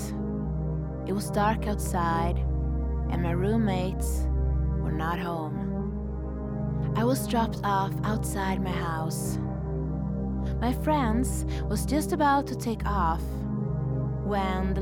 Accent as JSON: {"language": "English", "country": "Sweden", "moved": "yes", "lives_now": "Revelstoke, Canada", "said": "I'm a vagabond from Sweden, currently living the powder dream of Revelstoke"}